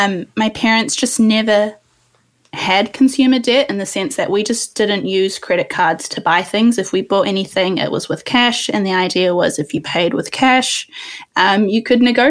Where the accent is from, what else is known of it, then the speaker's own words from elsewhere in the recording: New Zealand; accent: New Zealand; also born or lived in India; So I came to New Zealand when I was 2, and I came from India.